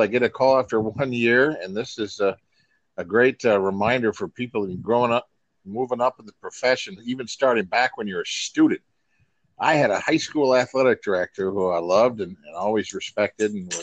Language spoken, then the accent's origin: English; near Iron River, Michigan, United States; I got a high school job back in my hometown area near Iron River, Michigan. I grew up about 45 minutes from Iron Mountain, Michigan